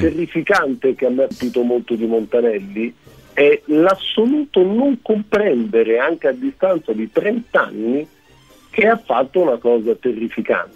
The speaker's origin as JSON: {"language": "Italian", "country": "Germany", "said": "lo dico da tedesco"}